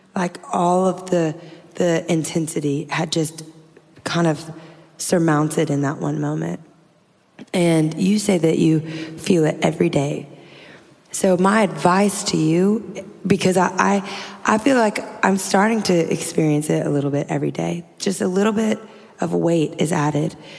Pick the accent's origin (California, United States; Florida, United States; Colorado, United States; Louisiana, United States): Louisiana, United States; I'm from Louisiana. I'm like a swamp girl